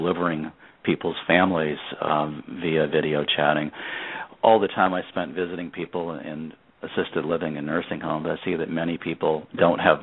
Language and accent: English; Rhode Island, United States; moved away as an adult; now in Minnesota, United States; I grew up in Rhode Island and never lived near family after college